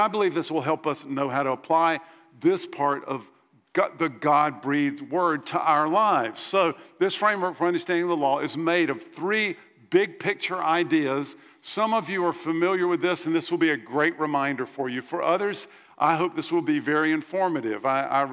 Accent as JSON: {"language": "English", "country": "United States", "said": "As Americans"}